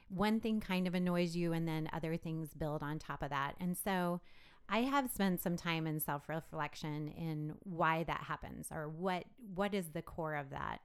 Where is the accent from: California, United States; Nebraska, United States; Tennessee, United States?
Nebraska, United States; Lexington; I am Nebraska born and bred. Um, I grew up in Lexington, which is in central Nebraska